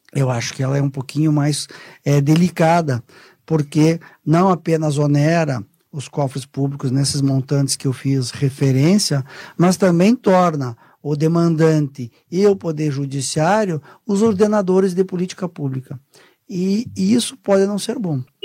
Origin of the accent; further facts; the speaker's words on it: Curitiba, Paraná, Brazil; Eu sou curitibano, paranaense, minha família inteira é paranaense